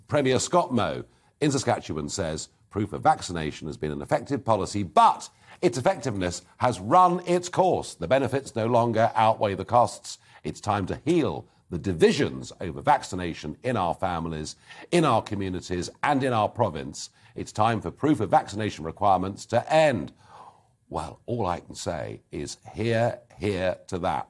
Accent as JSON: {"language": "English", "area": "Kent", "region": "South East England", "country": "United Kingdom", "said": "I come from Kent's"}